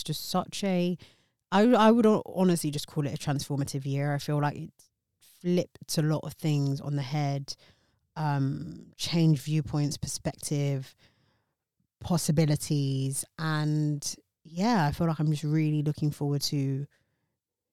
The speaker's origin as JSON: {"language": "English", "country": "United Kingdom", "tie": "born or raised there", "said": "my hometown, United Kingdom"}